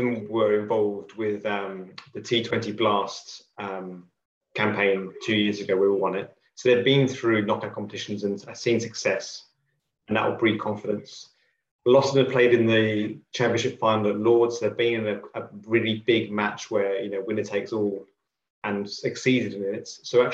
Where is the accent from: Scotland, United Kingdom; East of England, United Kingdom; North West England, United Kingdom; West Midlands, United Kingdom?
East of England, United Kingdom; Colchester; Growing up in Colchester.